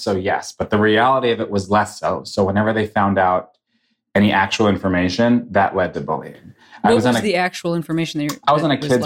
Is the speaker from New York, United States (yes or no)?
yes; New York, United States; moved away as an adult; now in Los Angeles, United States; I was a child actor. I'm from New York. I was a child actor there